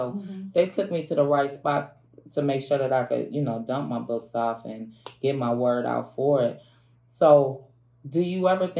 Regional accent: Minnesota, United States; I'm from Minnesota.

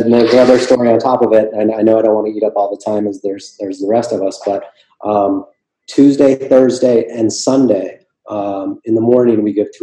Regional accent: Minneapolis, Minnesota, United States; now in Florida, United States; I'm from Minneapolis originally

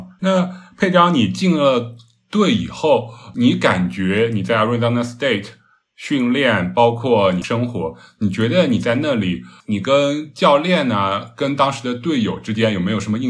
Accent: China; 大家可能就是我们作为中国人嘛，不可避免的会想到

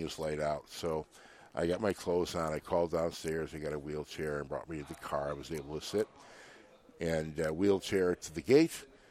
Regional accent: Chicago, Illinois, United States; I'm from Chicago

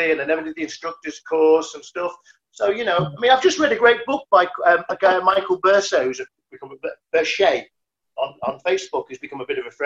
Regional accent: Liverpool, North West England, United Kingdom; moved away; I ran away from Liverpool. You know, I came from a background where no one did anything like

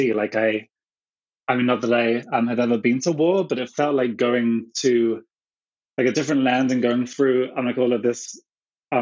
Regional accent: England, United Kingdom; moved away as an adult; now in Los Angeles, United States; back in England, as I said. I left my hometown in like 1997.

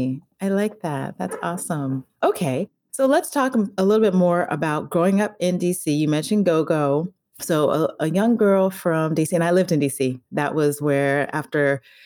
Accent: Colorado, United States; also born or lived in Washington, D.C.; So I'm the daughter of immigrants. And so I grew up in Colorado.

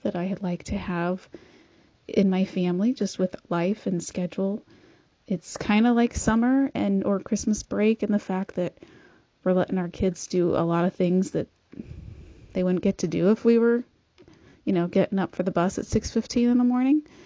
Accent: Kearney, Nebraska, United States; from Kearney, Nebraska

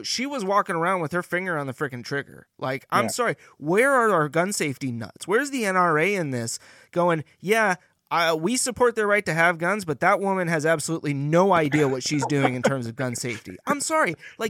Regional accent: California, United States; Now, I grew up in Northern California, and we have rednecks there.

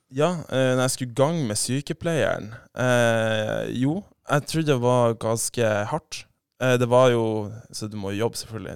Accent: Saltstraumen, Nordland, Norway; accent: broader dialect; also born or lived in Bodø; Jeg er jo fra Saltstrøm, da, så har jo litt bredere dialekt

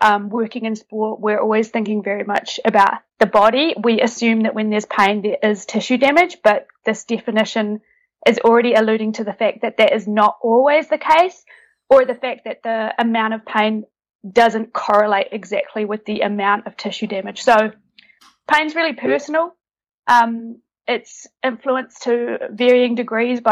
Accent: New Zealand; now in Netherlands; currently based in the Netherlands, originally from New Zealand, hence my accent

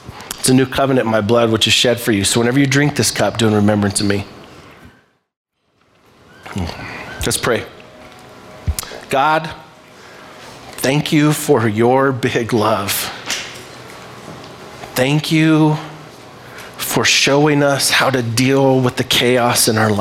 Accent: Libby, Montana, United States; I am from Libby, Montana

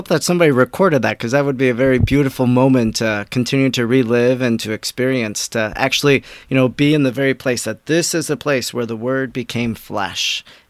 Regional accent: Wisconsin, United States; just where I'm from in Wisconsin, there's a shrine to Mary, Help of Christians, to Our Lady of Guadalupe

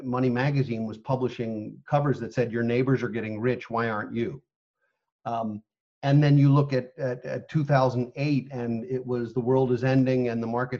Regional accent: United States; as American people

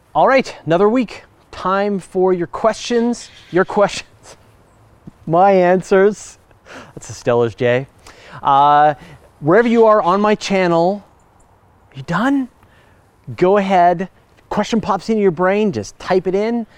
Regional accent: Canada; accent: Canadian; I'm Canadian. We, I know we sort of sound like Americans, but we have a few distinct differences

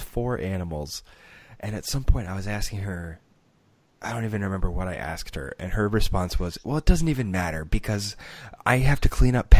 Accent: England, United Kingdom; Well, then I'm from England. Yeah, so for me, it's always grocery.

